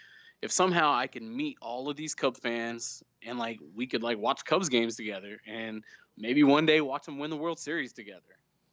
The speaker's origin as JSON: {"language": "English", "region": "Oklahoma", "country": "United States", "tie": "born or raised there", "said": "growing up here, I felt like I was the only kid around going to school wearing Chicago Cubs gear."}